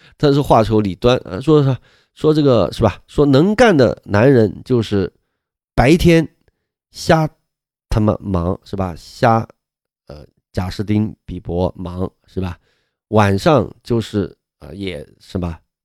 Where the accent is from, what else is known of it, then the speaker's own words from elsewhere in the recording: Sichuan, China; moved away; 我们四川那边